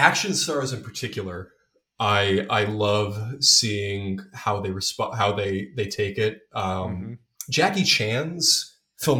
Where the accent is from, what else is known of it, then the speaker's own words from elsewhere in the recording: Ireland; as an Irish person